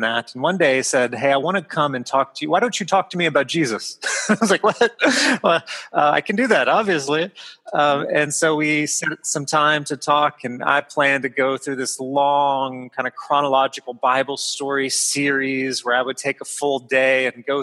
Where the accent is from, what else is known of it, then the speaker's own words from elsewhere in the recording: Texas, United States; moved away as an adult; also born or lived in England / Mali; I come from Texas.